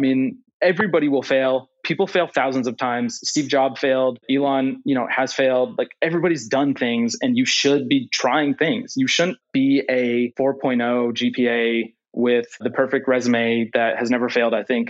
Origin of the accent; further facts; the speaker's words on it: Calgary, Alberta, Canada; also born or lived in Netherlands; now in Houston, United States; I was born in Houston, Canada. And then I moved to Canada, Calgary. And then I moved to the Netherlands. And then I went back to Canada for university.